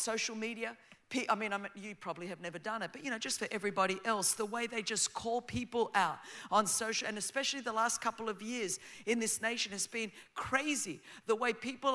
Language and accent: English; Australia; first language Greek; English is a second language; I grew up as the daughter of Greek immigrants. Before my big fat Greek wedding, when it was not cool to be Greek in Australia